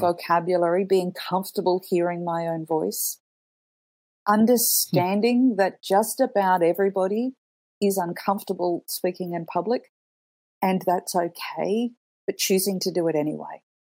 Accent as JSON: {"language": "English", "country": "Australia", "tie": "born or raised there", "also_born_or_lived": "Canada / Italy", "moved": "as an adult", "said": "growing up in Australia"}